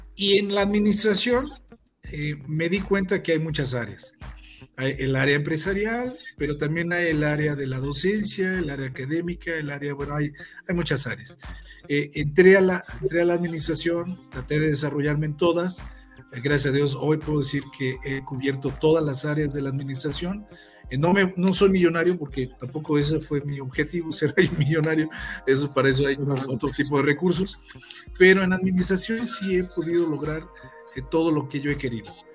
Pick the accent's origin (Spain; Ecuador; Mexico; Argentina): Mexico; Mexico City; moved away as an adult; now in Morelia, Mexico; yo soy originario del Distrito Federal, yo llegué al, a Morelia al, al 86